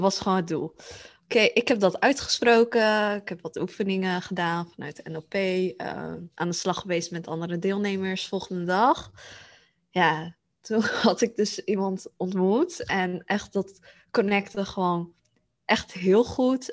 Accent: Netherlands; ik ben Aziatisch, heb mijn Aziatische roots, maar ik ben hier geboren in Nederland

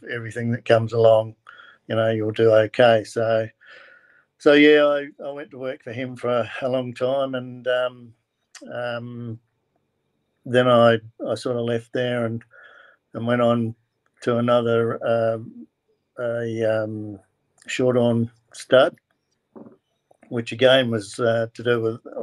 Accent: Kingston, South Australia, Australia; also born or lived in Victor Harbor, South Australia; I was born in Kingston, down the southeast of South Australia, and lived on a farm there

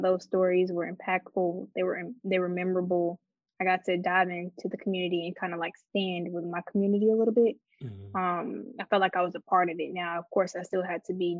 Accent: Chicago, Illinois, United States; moved away; also born or lived in Detroit, Michigan / Atlanta, Georgia; I'm from Detroit, but I grew up outside of Chicago in the suburbs

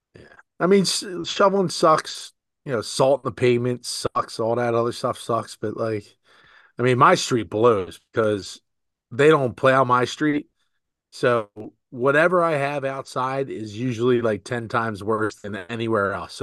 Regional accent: Philadelphia, Pennsylvania, United States; I was born in Philadelphia.

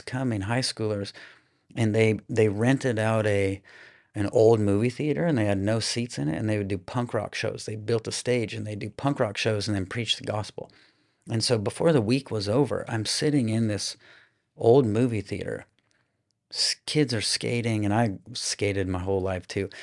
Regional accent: Des Moines, Iowa, United States; now in Austin, United States; I grew up in Iowa in, um, the Des Moines area, so capital city

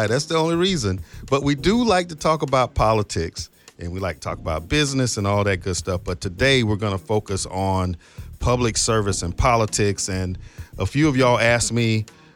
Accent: Palm Beach County, Florida, United States; I'm from Palm Beach County

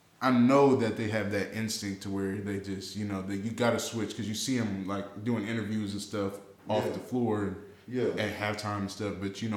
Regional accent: Oakland, California, United States; I'm from Oakland, though. I'm from North Oakland. But I went to Berkeley High. I'm right around the corner from Tech.

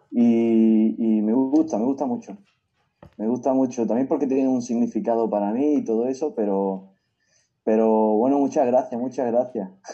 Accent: Granada, Andalusia, Spain; mi tierra

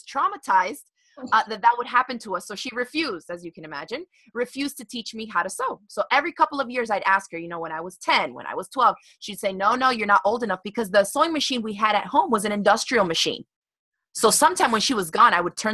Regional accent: Miami, Florida, United States; I grew up in Miami, Florida

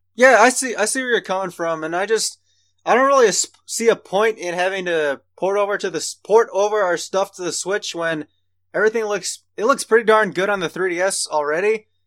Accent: United States; we're all from Amer-, from America

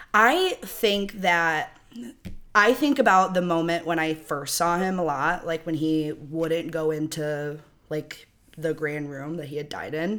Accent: Rockford, Illinois, United States; I'm from Rockford

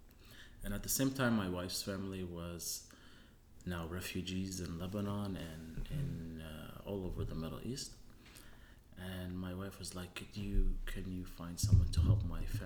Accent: Tunisia; also born or lived in Germany; I was born in Germany, and my father studied dairy and cheese making in Germany and Switzerland, and then went to North Africa in Tunisia, where we had our own cheese factory.

